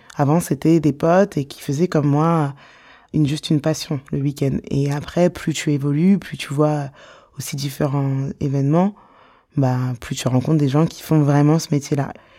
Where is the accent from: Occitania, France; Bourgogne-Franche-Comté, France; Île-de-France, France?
Île-de-France, France; Sarcelles; Je suis née à Sarcelles